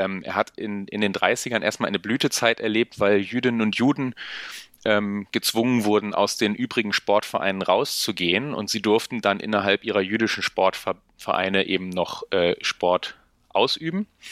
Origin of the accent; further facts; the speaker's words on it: Bremen, Germany; ich komme aus Bremen